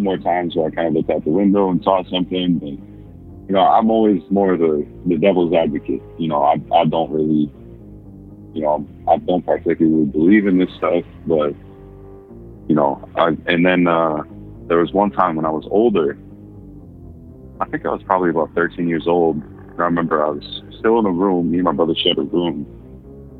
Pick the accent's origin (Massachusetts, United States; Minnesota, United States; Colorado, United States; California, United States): Minnesota, United States; I'm from Minnesota.